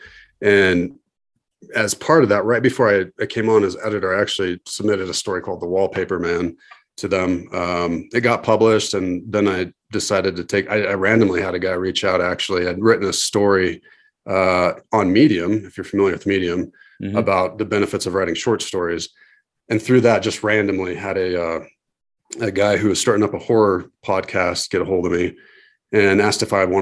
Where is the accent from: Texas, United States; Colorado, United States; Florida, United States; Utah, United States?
Colorado, United States; Denver; I'm from Denver, Colorado